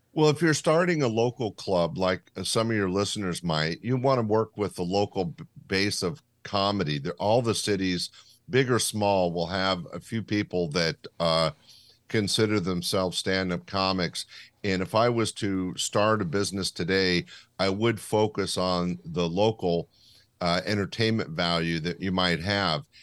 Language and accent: English; Sacramento, California, United States; my hometown of Sacramento